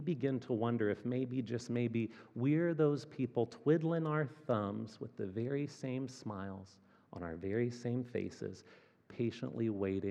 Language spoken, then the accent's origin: English; Fort Wayne, Indiana, United States; moved away as an adult; also born or lived in Chicago; now in Kansas City, United States; Fort Wayne, Indiana, which is my hometown